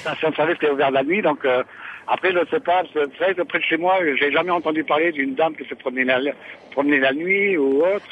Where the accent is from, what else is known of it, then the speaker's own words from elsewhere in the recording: Rennes, Brittany, France; je suis de Rennes